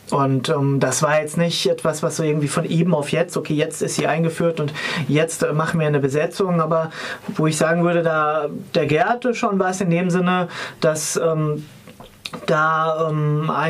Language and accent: German; Hesse, Germany; Ich komme aus Hessen und damals, als ich Abi gemacht hat, hatte ich das dort dann auch noch